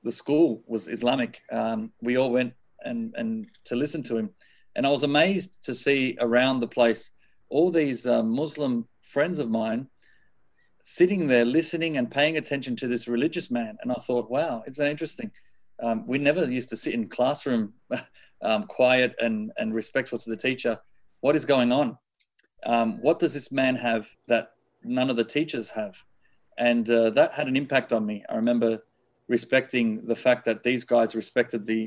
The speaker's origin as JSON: {"language": "English", "town": "Sydney", "region": "New South Wales", "country": "Australia", "tie": "born or raised there", "said": "I was born here in Sydney, Australia. And we were raised I think in the early days as a normal Catholic family."}